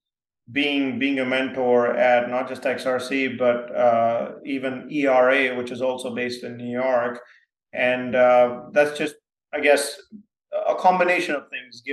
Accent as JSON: {"language": "English", "town": "Mumbai", "region": "Maharashtra", "country": "India", "tie": "born or raised there", "also_born_or_lived": "small town in India (boarding school)", "said": "grew up in my first, about until I was 10, in a big city called Bombay, India"}